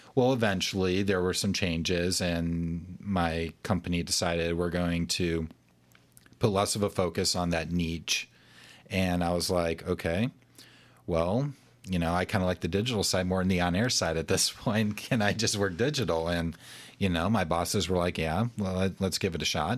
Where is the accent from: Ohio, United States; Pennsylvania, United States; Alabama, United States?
Alabama, United States; I grew up in Alabama and I'm a big Alabama fan